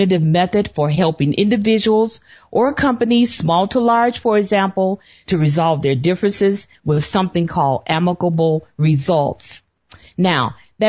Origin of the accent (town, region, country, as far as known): Chicago, Illinois, United States; born or raised there; also born or lived in Birmingham, Alabama